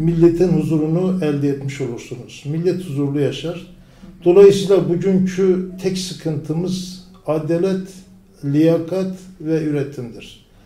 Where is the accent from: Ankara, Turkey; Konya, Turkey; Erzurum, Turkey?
Erzurum, Turkey; Tortum; moved away as an adult; now in İzmir, Turkey; bin dokuz yüz elli sekiz, e, Erzurum doğumluyum. Erzurum